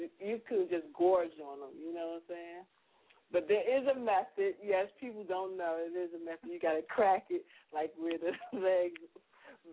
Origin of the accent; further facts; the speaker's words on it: New Jersey, United States; I'm from Jersey